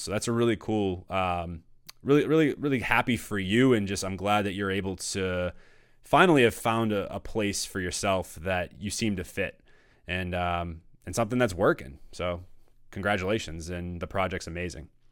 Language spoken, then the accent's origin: English; Danvers, Massachusetts, United States; I grew up in Danvers